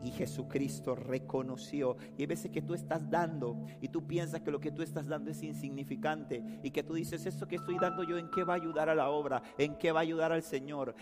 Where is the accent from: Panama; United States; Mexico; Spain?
Panama; Panama City; yo nací en Río Abajo